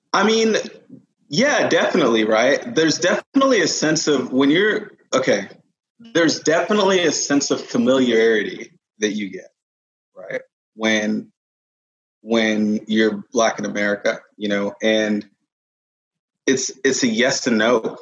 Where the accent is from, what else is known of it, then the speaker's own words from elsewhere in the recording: Katy, Texas, United States; also born or lived in United Kingdom; now in Dallas, United States; was born in the UK, moved to Katy when I was like seven. Um, grew up in so Katy, Houston